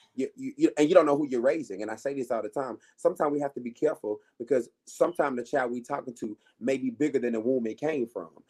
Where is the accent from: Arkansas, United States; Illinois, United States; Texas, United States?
Arkansas, United States; moved away; I was in Arkansas, so I'm from Arkansas originally